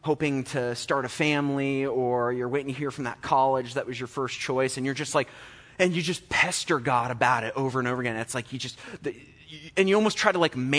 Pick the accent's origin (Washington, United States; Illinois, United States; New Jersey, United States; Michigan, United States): Illinois, United States; Olney; I grew up in Olney